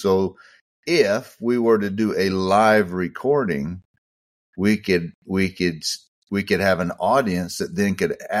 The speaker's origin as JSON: {"language": "English", "town": "San Angelo", "region": "Texas", "country": "United States", "said": "kind of like I am from San Angelo here."}